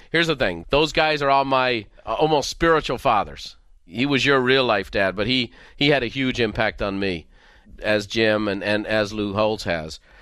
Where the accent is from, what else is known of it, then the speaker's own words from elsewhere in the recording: Ireland; growing up in Ireland